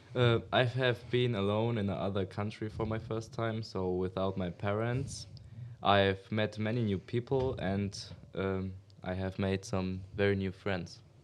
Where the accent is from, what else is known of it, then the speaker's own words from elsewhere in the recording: Germany; We are both from Germany